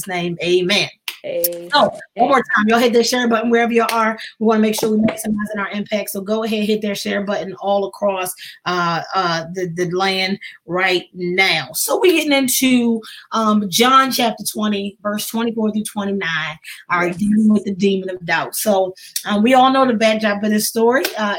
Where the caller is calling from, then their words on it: Baltimore, Maryland, United States; And I'm here from Baltimore, Maryland, just holding it down.